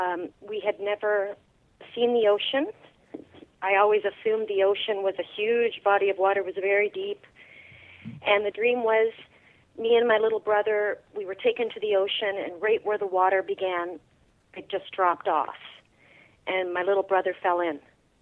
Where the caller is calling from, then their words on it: Alexandria, Ontario, Canada; I'm calling from Alexandria, Ontario.